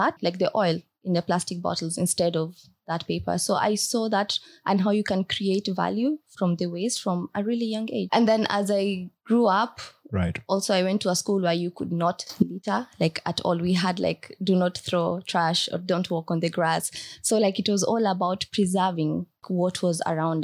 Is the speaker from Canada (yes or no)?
no; Marsabit County, Kenya; I grew up in Marsabit County